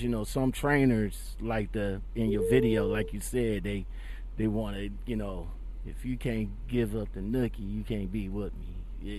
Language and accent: English; Ohio, United States; yeah, you're in my home state.